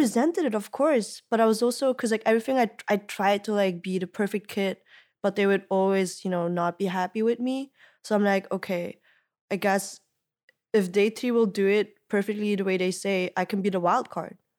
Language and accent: English; Belgium; moved away as an adult; also born or lived in Ghent; growing up in Belgium, like, you know, in that little town